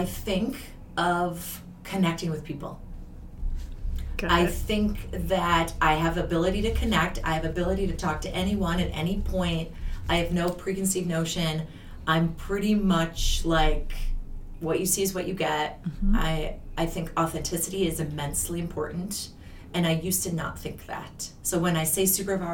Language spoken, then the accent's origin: English; Wisconsin, United States; moved away as an adult; also born or lived in Minnesota; I'm from Wisconsin originally. I grew up on a farm, a dairy farm